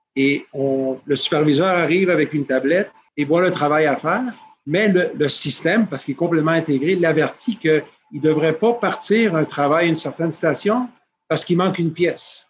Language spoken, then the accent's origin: French; Peru; moved away; also born or lived in Montreal / United States; J'ai grandi au Pérou